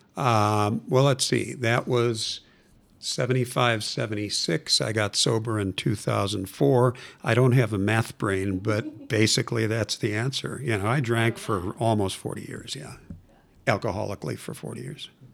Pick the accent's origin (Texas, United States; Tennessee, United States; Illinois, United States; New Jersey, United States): Illinois, United States; Chicago; now in Denver, United States; I was born and raised in Chicago and, uh, lived in the western suburbs of Chicago